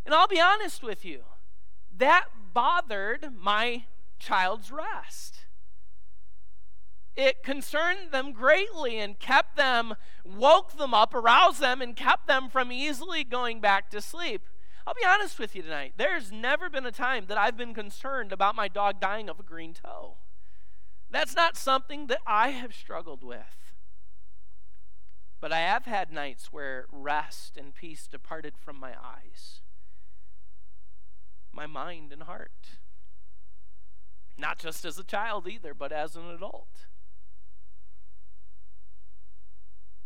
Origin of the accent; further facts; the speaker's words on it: Illinois, United States; moved away; the church I grew up in Illinois